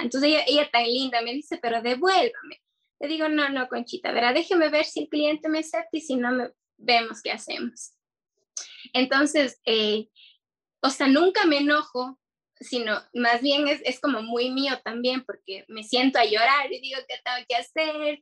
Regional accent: Cuenca, Azuay, Ecuador; also born or lived in Quito; soy de Cuenca

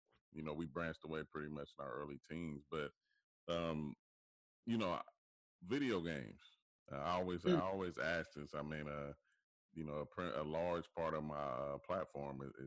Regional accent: Dayton, Ohio, United States; moved away; also born or lived in Troy, Ohio; back home in Troy, I'm from Dayton, Ohio, but in Troy, Ohio

